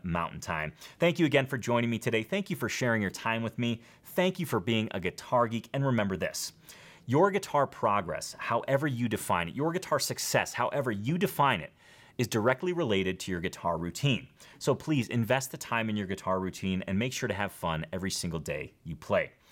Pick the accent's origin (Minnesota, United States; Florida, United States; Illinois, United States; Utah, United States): Illinois, United States; Schaumburg; I'm from Schaumburg